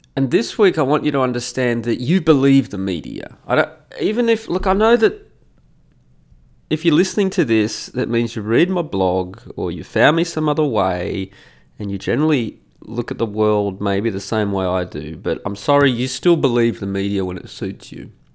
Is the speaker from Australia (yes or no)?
yes; Australia; moved away as an adult; also born or lived in Italy; as an Australian